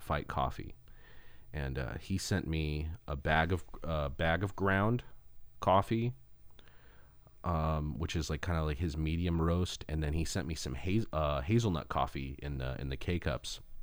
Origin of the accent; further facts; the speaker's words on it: Los Angeles, California, United States; also born or lived in Arizona / Seattle; Los Angeles, the San Fernando Valley is, is, is my hometown.